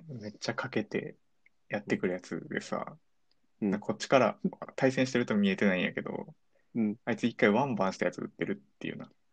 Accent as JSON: {"language": "Japanese", "region": "Kansai", "country": "Japan"}